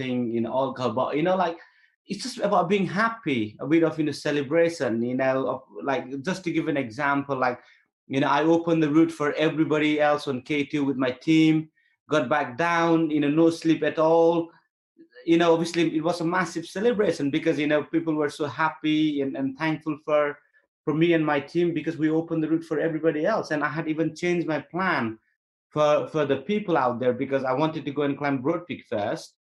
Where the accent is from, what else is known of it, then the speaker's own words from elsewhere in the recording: Nepal; moved away as an adult; I'm born in Nepal, but I was raised in the British military.